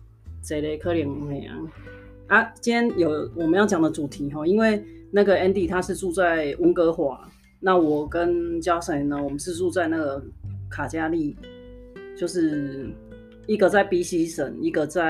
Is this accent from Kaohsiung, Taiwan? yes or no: yes; Kaohsiung, Taiwan; now in Canada; 他是高雄的，跟我一样，所以我们讲话的口音是很相似的。